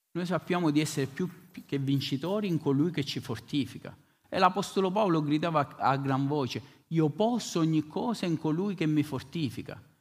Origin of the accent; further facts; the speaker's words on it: Bronte, Sicily, Italy; venivamo da Bronte, Bronte, il mio paese a Follonica